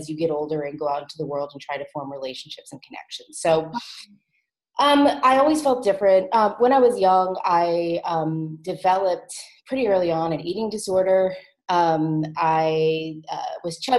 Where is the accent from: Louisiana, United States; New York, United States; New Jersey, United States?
Louisiana, United States; New Orleans; now in Nashville, United States; I grew up in New Orleans, so far away from Pollyanna, and it was a really cool place to grow up